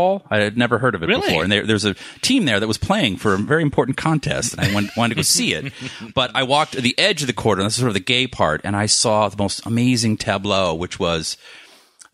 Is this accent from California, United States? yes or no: yes; Los Angeles, California, United States; I'm an asshole from L.A.